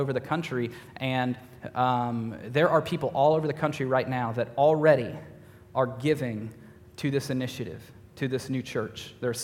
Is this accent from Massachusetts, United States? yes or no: no; Tennessee, United States; moved away as an adult; also born or lived in Austin, Texas; now in New England, United States; I'm originally from Tennessee, but have spent the last 6 years in Texas.